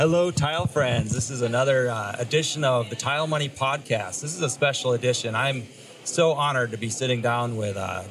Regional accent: Minnesota, United States; moved away; also born or lived in Tucson, Arizona; I'm from Minnesota

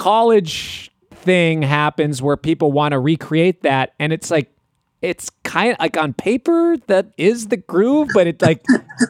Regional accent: Minneapolis, Minnesota, United States; I'm from Minneapolis, so I feel things I've learned under Michael Bland.

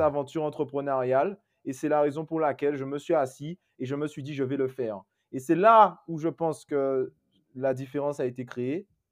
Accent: Guadeloupe; chez moi en Guadeloupe

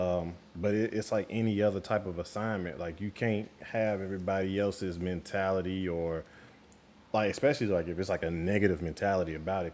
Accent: St. Louis, Missouri, United States; moved away; I'm originally from St. Louis, Missouri, um, from the Show Me State

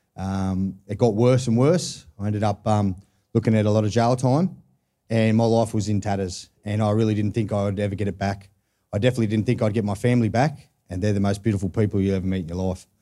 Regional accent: Newcastle, New South Wales, Australia; I'm from Newcastle

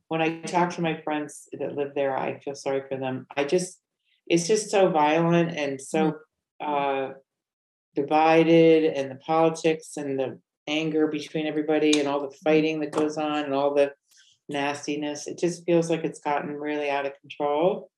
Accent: Connecticut, United States; moved away as an adult; also born or lived in New York City / Miami / Los Angeles / North Carolina; now in Valencia, Spain; Originally, I'm from Connecticut, and then I moved all over the United States in my adult life.

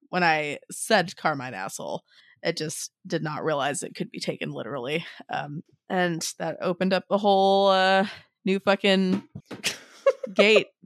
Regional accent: Kihei, Hawaii, United States; We grew up in Kihei

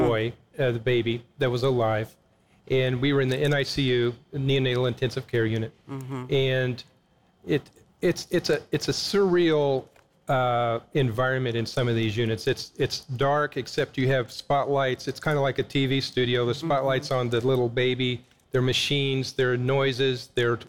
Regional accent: Coffeyville, Kansas, United States; moved away as an adult; also born or lived in Texas; I grew up in a town called Coffeyville, Kansas

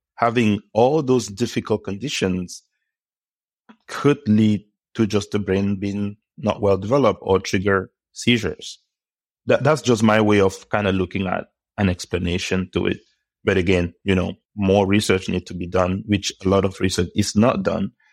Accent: Cameroon; I was born in Cameroon, uh, many years ago, and I grew up at home

